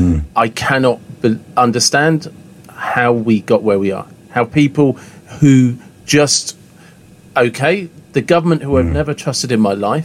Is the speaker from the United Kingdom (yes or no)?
yes; United Kingdom; I'm British